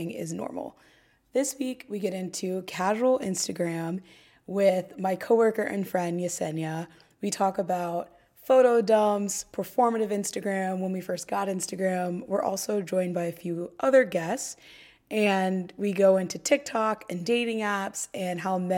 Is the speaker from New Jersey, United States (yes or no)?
no; Dayton, Ohio, United States; now in Brooklyn, United States; I live in Brooklyn, but I'm originally from Ohio, and I started this podcast about a year ago after spending an extended period of time at home in my hometown of Dayton, Ohio